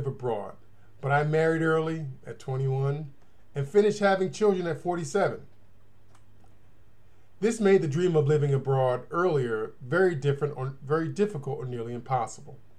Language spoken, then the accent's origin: English; United States; Growing up in America, I lived in an area where it was possible to walk to transportation